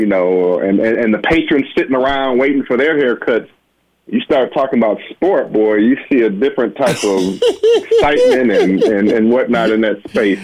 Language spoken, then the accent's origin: English; Benton Harbor, Michigan, United States; as a little boy growing up in Benton Harbor, Michigan